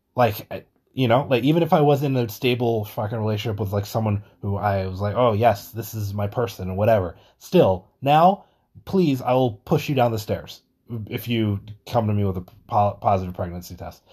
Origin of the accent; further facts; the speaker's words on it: New York, United States; Being a New Yorker